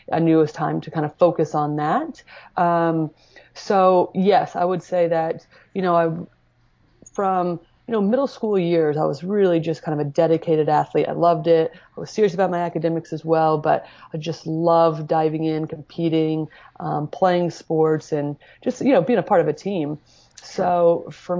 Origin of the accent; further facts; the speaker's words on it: Indiana, United States; I grew up in Indiana, Midwest